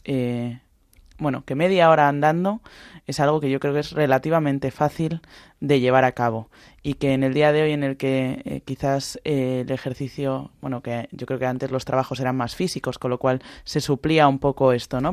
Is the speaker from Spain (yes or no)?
yes; Balearic Islands, Spain; En mi casa se cena mucha sobrasada porque somos de Baleares